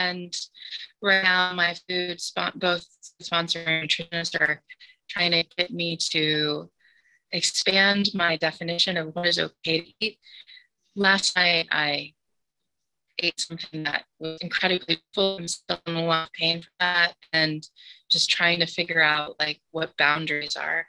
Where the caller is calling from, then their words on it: Chicago, Illinois, United States; I'm calling in from Chicago.